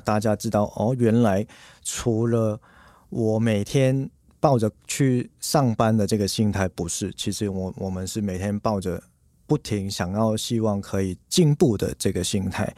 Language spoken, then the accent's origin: Chinese; Hong Kong; now in Taiwan; 我是在香港出生